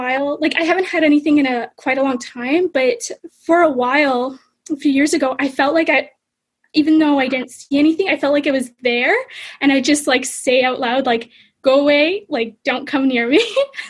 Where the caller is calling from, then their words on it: Ottawa, Ontario, Canada; So I'm actually in Ottawa right now, Canada.